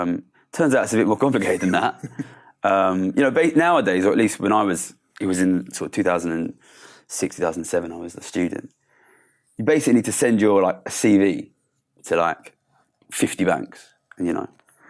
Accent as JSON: {"language": "English", "town": "Ilford", "region": "London", "country": "United Kingdom", "tie": "born or raised there", "said": "I grew up in Ilford, which is in East London. Quite poor background"}